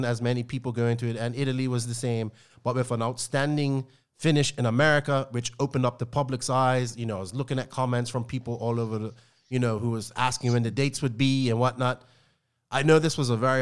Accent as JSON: {"language": "English", "country": "Bermuda", "said": "I am English, but just not English from England. Like, you know, I'm from Bermuda"}